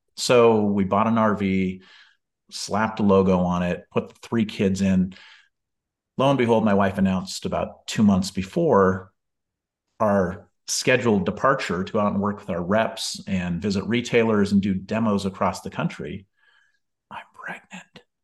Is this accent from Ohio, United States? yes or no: no; Bellingham, Washington, United States; moved away; my hometown of Bellingham, Washington